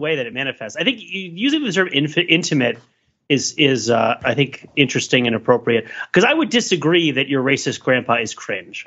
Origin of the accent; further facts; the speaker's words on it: United States; Being American